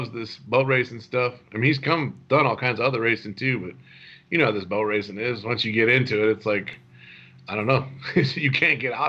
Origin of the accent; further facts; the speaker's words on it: Kankakee, Illinois, United States; I grew up in Kankakee, in that Kankakee area